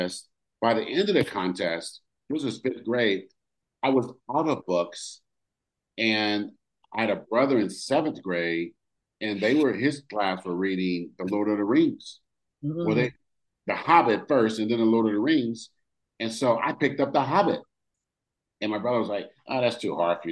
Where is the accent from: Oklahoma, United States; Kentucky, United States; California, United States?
California, United States; Oakland; I grew up in California, Oakland, California